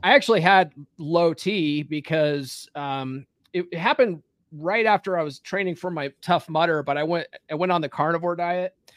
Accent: Conifer, Colorado, United States; moved away as an adult; also born or lived in California / Evergreen, Colorado; I actually grew up in Conifer

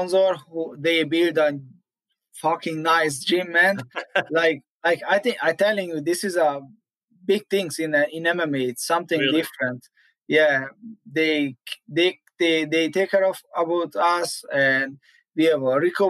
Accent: Hungary; first language Hungarian; English is a second language; moved away as an adult; now in Florida, United States; I grew up in a small village

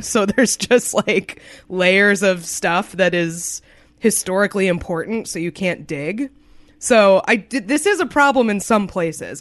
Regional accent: New England, United States; I grew up in New England

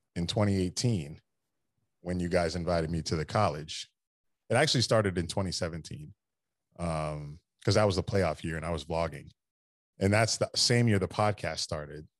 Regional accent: Daytona Beach, Florida, United States; I grew up in Daytona Beach, so I've always been going to the Daytona five hundred with my dad

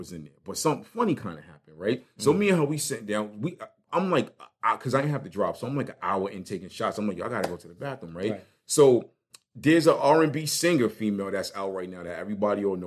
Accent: New York City, New York, United States; moved away; also born or lived in New Jersey; I was raised in Brooklyn

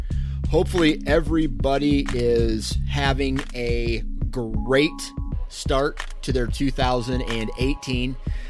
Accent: Iowa, United States; born there; I'm lucky that I was born in Iowa and I have access to some killer ground.

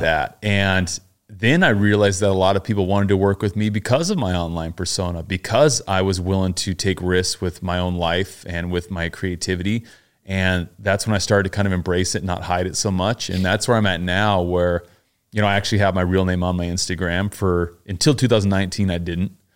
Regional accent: Pleasant Grove, Utah, United States; moved away as an adult; also born or lived in Mapleton, Utah / New York City; now in Los Angeles, United States; I grew up in Pleasant Grove and Mapleton, Utah, which are little towns

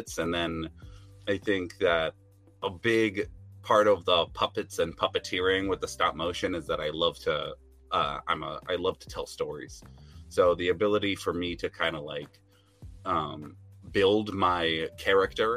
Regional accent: New Hampshire, United States; So I'm from New Hampshire, actually. So there's not a lot of animation and design stuff going on up here

